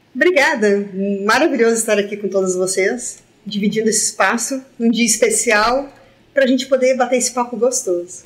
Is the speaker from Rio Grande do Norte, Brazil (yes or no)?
no; Santa Cruz do Sul, Rio Grande do Sul, Brazil; born or raised there; moved away as an adult; also born or lived in Venâncio Aires / Brasília